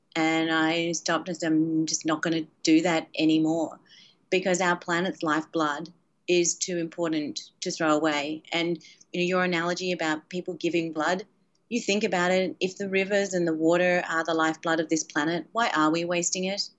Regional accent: Australia; moved away; When I grew up, when I was a kid, um, and I grew up in Australia

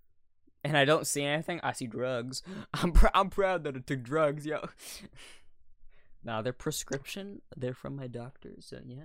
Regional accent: United States; I'm American

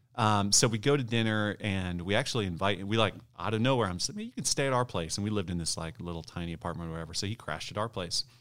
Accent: Ohio, United States; also born or lived in Michigan; I grew up in Ohio, born in Michigan

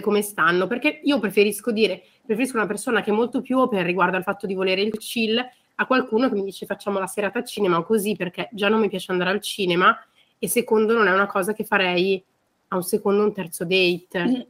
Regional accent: Milan, Lombardy, Italy; Ve lo dico io da milanese

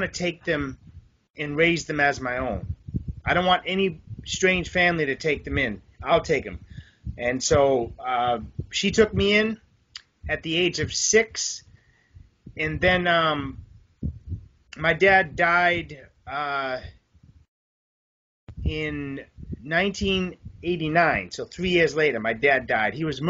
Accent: Boston, Massachusetts, United States; I was raised in Boston area.

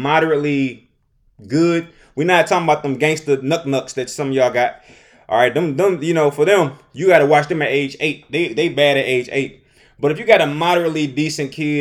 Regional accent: Detroit, Michigan, United States; I'm from Detroit

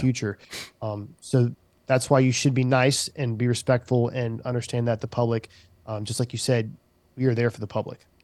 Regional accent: Charleston, South Carolina, United States; I worked in the community that I was raised in.

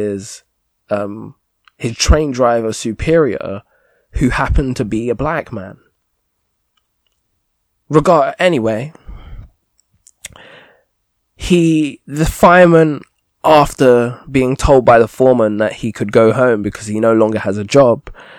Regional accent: United Kingdom

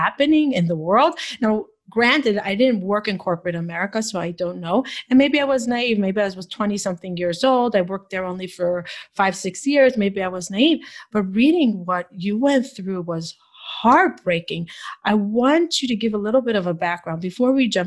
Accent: Israel; moved away; I grew up in Israel.

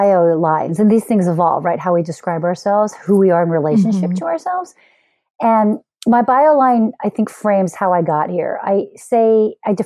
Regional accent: Philadelphia, Pennsylvania, United States; moved away as an adult; also born or lived in Austin, Texas / South Korea / Los Angeles; now in Chicago, United States; I'm born and raised in Philly

